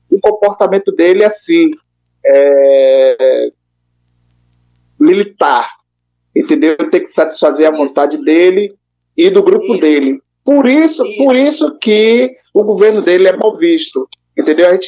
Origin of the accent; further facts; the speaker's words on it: Brazil; Nós, como brasileiros, desejamos que o nosso país cresça e avance.